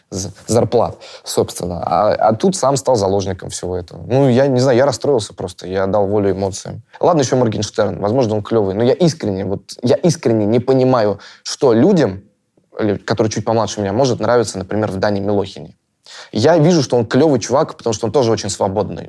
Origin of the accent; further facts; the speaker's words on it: Russia; я россиянин